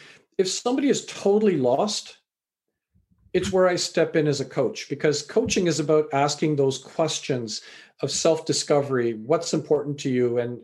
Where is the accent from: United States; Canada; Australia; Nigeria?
Canada; also born or lived in England; I was born in England, raised in Canada.